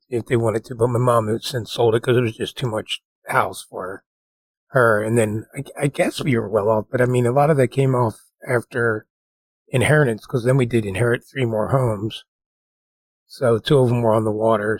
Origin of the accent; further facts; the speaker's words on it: New Jersey, United States; the house we grew up in New Jersey was pretty nice